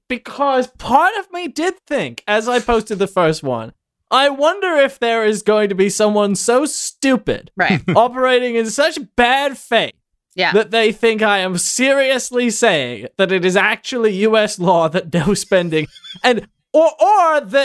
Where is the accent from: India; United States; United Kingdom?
United Kingdom; moved away; I was born in Britain. I'm a dual citizen.